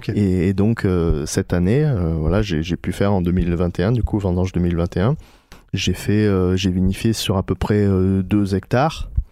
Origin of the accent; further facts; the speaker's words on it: Gard, Occitania, France; moved away as an adult; also born or lived in Paris; comme je suis originaire du Gard, ben on, est revenu s'installer dans le Gard avec ma femme